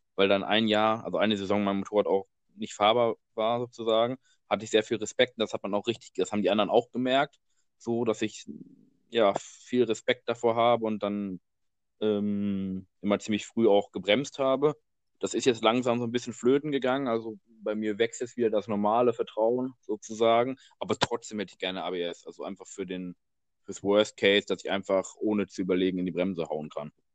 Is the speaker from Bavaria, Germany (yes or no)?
no; Dortmund, North Rhine-Westphalia, Germany; wir kommen ja aus Dortmund